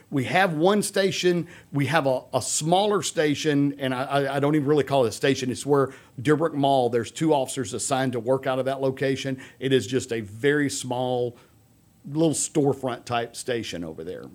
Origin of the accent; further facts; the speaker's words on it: Humble, Texas, United States; I grew up in Humble.